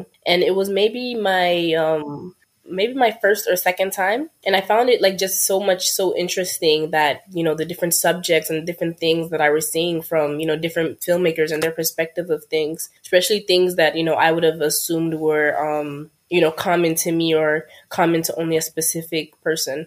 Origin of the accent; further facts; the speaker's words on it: Mali; moved away; I'm originally from Mali, which is in West Africa.